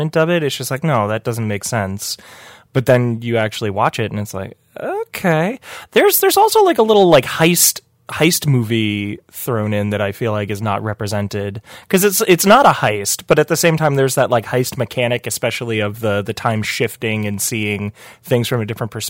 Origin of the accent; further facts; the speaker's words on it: New York, United States; as a New Yorker